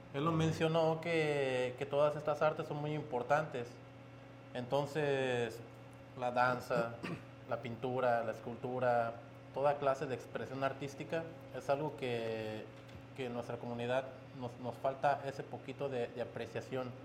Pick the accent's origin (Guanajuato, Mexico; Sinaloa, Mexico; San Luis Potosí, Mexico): Guanajuato, Mexico; moved away; de donde soy de Guanajuato se, se trabaja mucho el barro.